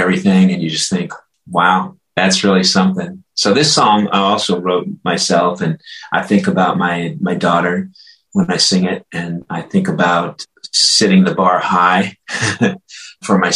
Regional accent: Los Angeles, California, United States; moved away as an adult; also born or lived in Nederland, Colorado; I grew up in Los Angeles

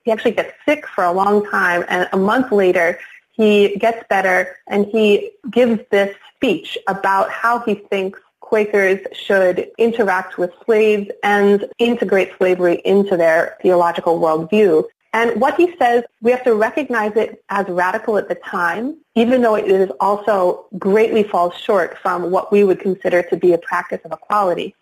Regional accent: Philadelphia, Pennsylvania, United States; moved away; also born or lived in Minnesota; Growing up in Philadelphia, you know, I saw the segregation of neighborhoods in the city

